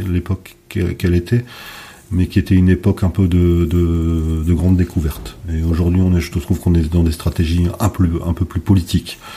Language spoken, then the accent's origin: French; Hauts-de-France, France; nous, on est du Nord, ah ben, il y a des vignobles dans le Nord aujourd'hui.